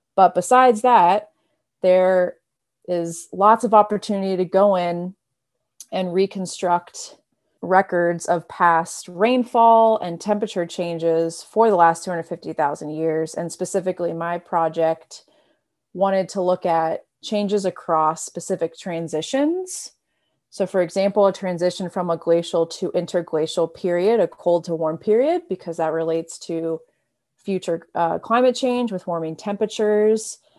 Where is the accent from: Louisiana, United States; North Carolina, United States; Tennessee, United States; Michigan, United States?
North Carolina, United States; moved away as an adult; now in Madison, United States; I'm also from North Carolina, as Rudy is